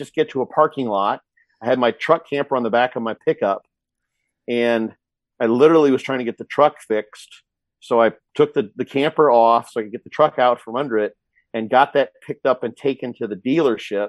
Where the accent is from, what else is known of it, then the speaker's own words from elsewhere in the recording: Quincy, Illinois, United States; moved away; I was in Quincy, my hometown, Illinois